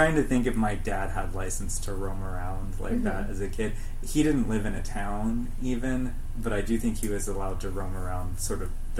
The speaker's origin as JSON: {"language": "English", "country": "United States", "tie": "born or raised there", "said": "I am also American. I grew up in America"}